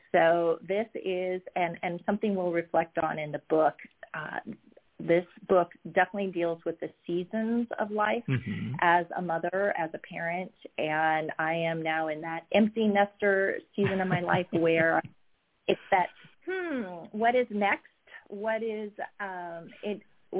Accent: Oregon, United States; moved away as an adult; now in South Florida, United States; I'm originally from Oregon and born and raised there and then attended Oregon State University.

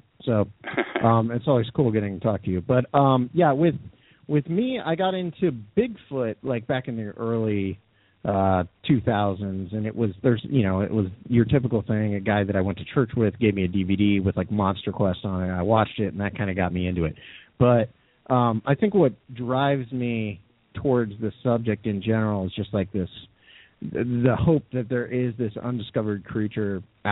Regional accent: near Minerva, Ohio, United States; I grew up near Minerva

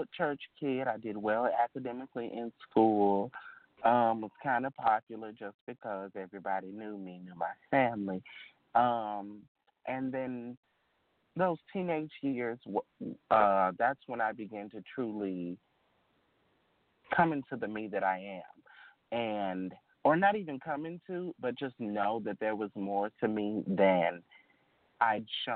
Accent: Arkansas, United States; I'm from Arkansas, a relatively small town. I mean, we have a population of about maybe 2,000, and that I'm being generous. And so I grew up in a town where everybody knows everybody

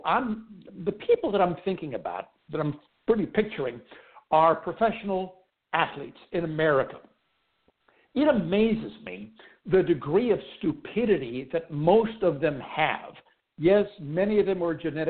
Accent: Pittsburgh, Pennsylvania, United States; When I was a kid, growing up in Pittsburgh

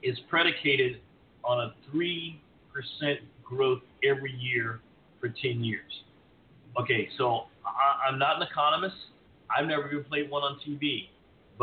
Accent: Texas, United States; being a Texan, having spent a good amount of time on the border

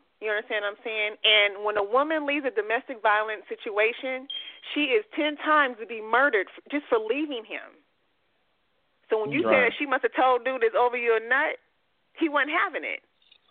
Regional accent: Hawthorne, California, United States; They need to be dealt with as well because I'm from Hawthorne.

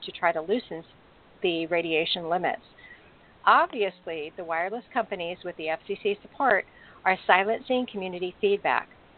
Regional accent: California, United States; my home state of California

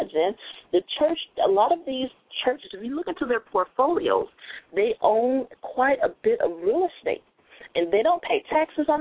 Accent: Chicago, Illinois, United States; moved away; I was raised here in Chicago until a certain age

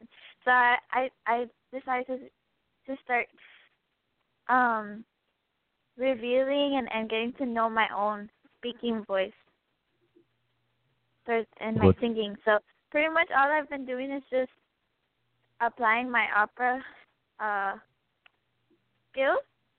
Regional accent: Los Angeles, California, United States; we were blessed to have a music teacher that moved from Mexico to Los Angeles and decided to create an all-girls choir with a good price, affordable for our parents.

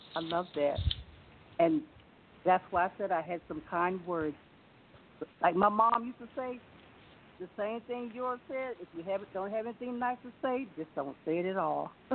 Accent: North Carolina, United States; now in Glen Burnie, Maryland, United States; Originally, originally from North Carolina, but Maryland is my home

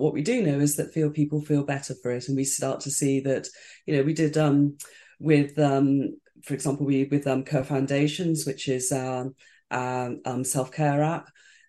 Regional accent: United Kingdom; I'm British, so it's the stiff upper lip, it's just kind of get on with it and whatever.

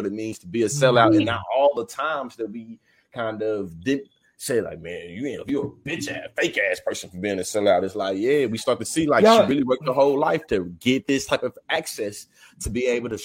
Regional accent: Kansas City, Missouri, United States; I'm born and raised in Kansas City

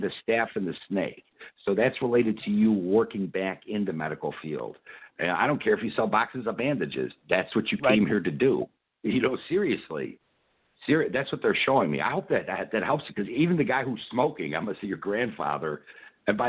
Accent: Chicago, Illinois, United States; I'm from Chicago

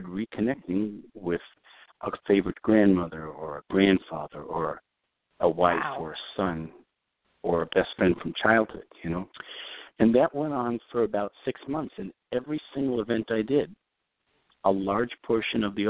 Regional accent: New York City, New York, United States; I grew up in Brooklyn, New York, a long time before Brooklyn was cool

